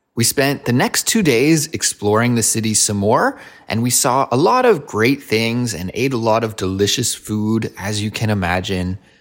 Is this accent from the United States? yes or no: no; Kelowna, British Columbia, Canada; moved away as an adult; now in Korea; Kelowna, which is my hometown